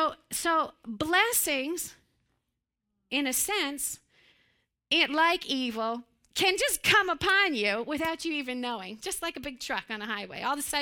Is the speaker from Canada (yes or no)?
no; Pennsylvania, United States; But I grew up in Western Pennsylvania. Joseph and I grew up there.